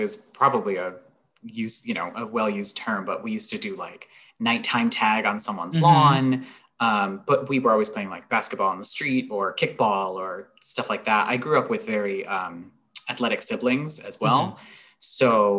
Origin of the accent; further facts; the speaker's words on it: Cheshire, Connecticut, United States; I'm from a little town in Connecticut called Cheshire. It's just north of New Haven.